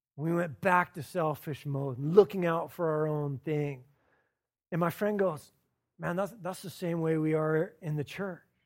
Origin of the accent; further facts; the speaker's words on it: the South, United States; I'm from the South